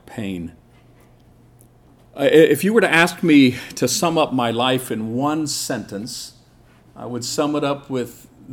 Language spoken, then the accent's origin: English; Seoul, South Korea; I grew up in Korea. I was born in 1959 in Seoul